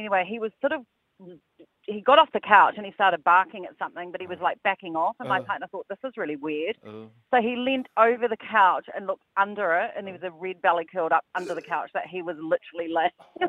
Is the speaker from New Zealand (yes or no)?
yes; New Zealand; now in Australia; I'm a Kiwi